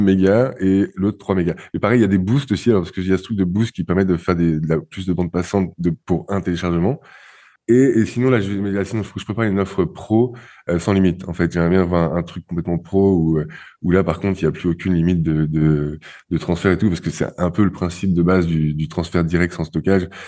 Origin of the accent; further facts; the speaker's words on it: France; now in Barcelona, Spain; je suis français